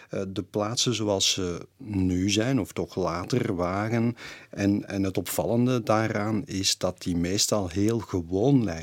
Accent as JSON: {"language": "Dutch", "country": "Belgium", "said": "in Amerika hebben meerdere mensen mij er wel op aangesproken dat ik uit België kwam."}